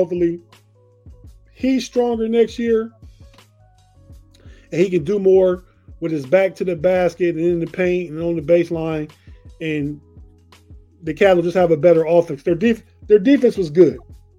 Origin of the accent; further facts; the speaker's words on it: Youngstown, Ohio, United States; now in Washington, D.C., United States; I'm from Northeast Ohio, like you.